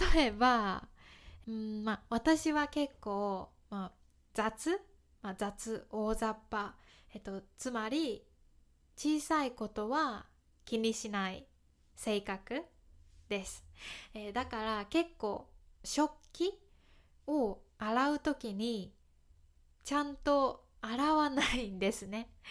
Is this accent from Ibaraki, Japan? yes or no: no; Kyoto, Japan; accent: Kansai dialect; 私は関西弁を話します京都出身です